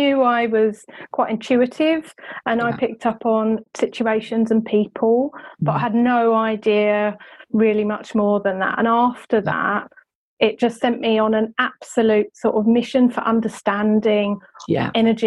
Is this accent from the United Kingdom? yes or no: yes; England, United Kingdom; being English